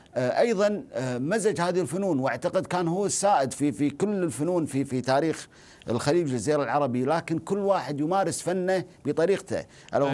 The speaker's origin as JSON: {"language": "Arabic", "region": "Najd", "country": "Saudi Arabia", "said": "عندنا في نجد"}